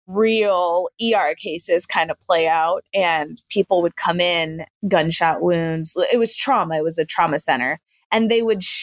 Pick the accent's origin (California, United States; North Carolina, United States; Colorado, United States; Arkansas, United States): North Carolina, United States; Fort Bragg; born there; also born or lived in Germany / Virginia / Panama; I was born in North Carolina at Fort Bragg. We let's see traveled spent a couple years in Germany, spent a couple years in a few different places in Virginia, spent a couple years in Panama down in Central America